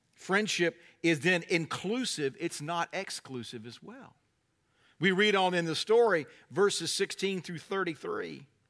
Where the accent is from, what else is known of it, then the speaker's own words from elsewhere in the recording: North Carolina, United States; I'm from North Carolina